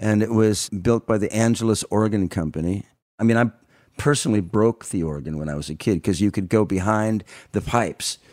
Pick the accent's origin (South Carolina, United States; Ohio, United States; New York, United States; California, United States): California, United States; also born or lived in Germany; my grandfather came to California when he was young, and so my family's from California